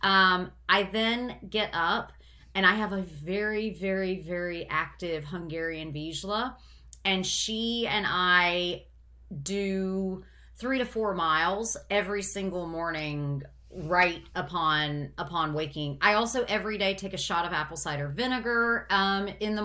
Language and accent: English; United States; I am an American